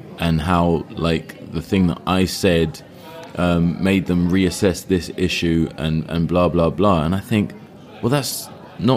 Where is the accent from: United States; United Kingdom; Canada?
United Kingdom; I'm British.